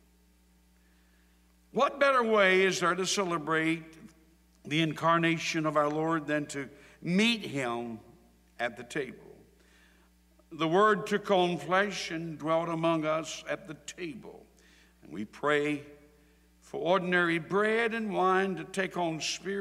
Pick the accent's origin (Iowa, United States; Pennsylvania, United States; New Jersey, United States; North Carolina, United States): North Carolina, United States; Sampson County; I was raised in Sampson County on a farm